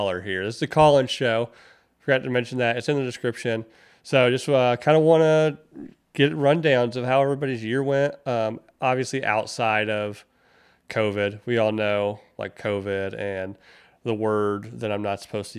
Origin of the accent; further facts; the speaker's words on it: North Carolina, United States; moved away; When I was growing up in North Carolina